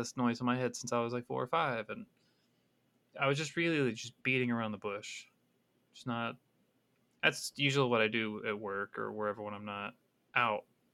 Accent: Brazos County, Texas, United States; I was from Brazos County

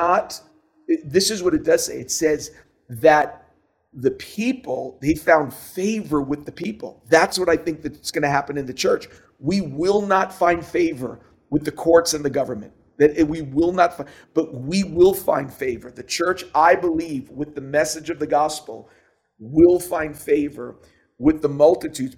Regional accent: New York City, New York, United States; you and I grew up in New York City

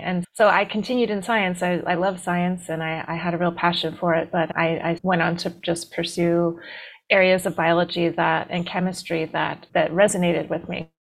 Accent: D.C., East Coast, United States; I grew up on the East Coast outside of Washington, D.C.

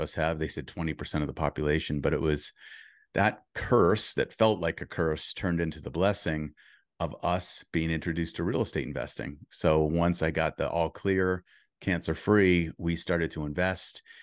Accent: Boston, Massachusetts, United States; moved away as an adult; now in California, United States; I grew up in Boston until I was thirty before I moved to California

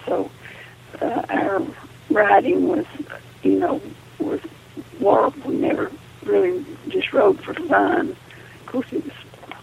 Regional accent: Andrews, Texas, United States; I was born in Andrews, Texas. I was born in the house that we lived

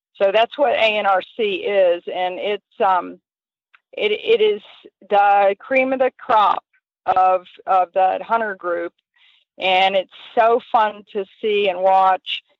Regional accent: Southern Pines, North Carolina, United States; I grew up in Southern Pines, which really is a hunter jumper

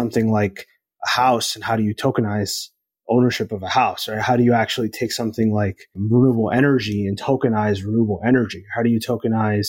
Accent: United States; I'm Latin American and I grew up in the US

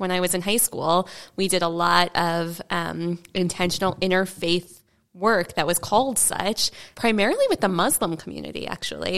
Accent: suburb of Chicago, Illinois, United States; now in Saint Paul, United States; very Jewish suburb also of Chicago

